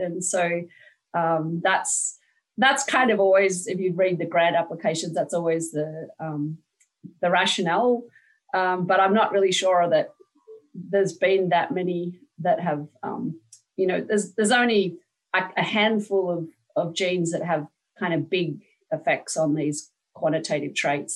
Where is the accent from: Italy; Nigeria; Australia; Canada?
Australia; now in United States; I'm not Dutch, I'm Australian